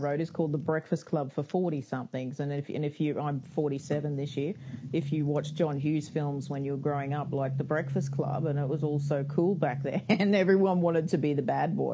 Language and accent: English; Australia; I'm Australian, so a lot of the resources are Australian, but we still speak English out here